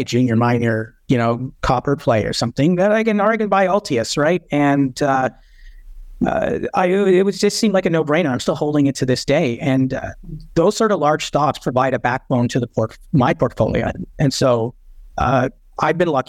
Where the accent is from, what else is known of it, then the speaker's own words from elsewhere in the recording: Canada; being a Canadian